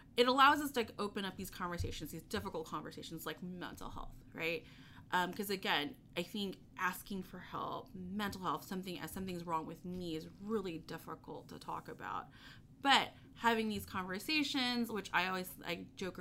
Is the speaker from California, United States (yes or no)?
no; Texas, United States; I'm a Texan